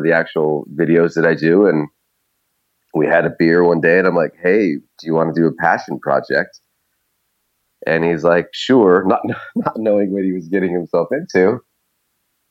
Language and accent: English; Idaho, United States; moved away; also born or lived in Alaska; I was born in Idaho and spent some time in Alaska.